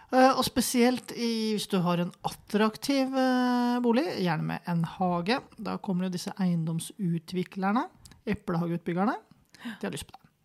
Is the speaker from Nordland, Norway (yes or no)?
no; Kløfta, Akershus, Norway; jeg vokste opp på Kløfta